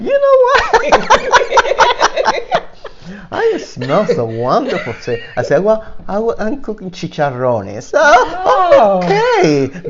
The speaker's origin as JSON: {"language": "English", "country": "Cuba", "moved": "yes", "said": "I came from Cuba in 1980."}